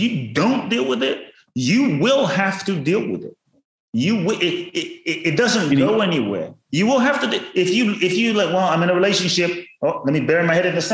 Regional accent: London, United Kingdom; also born or lived in Ghana; I was born in Ghana, West Africa. My father's from Ghana. My mother's Japanese. I grew up in London.

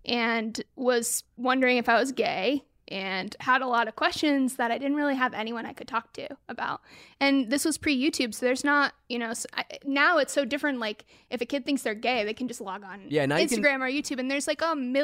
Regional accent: West Coast, United States; also born or lived in Portland, Oregon / Sacramento / Bay Area; I grew up all over the West Coast. Okay. Portland, Oregon, Sacramento, Bay Area.

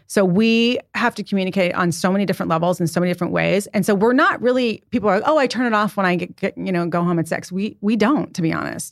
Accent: Santa Barbara, California, United States; also born or lived in San Diego; now in New York City, United States; I was raised in Santa Barbara

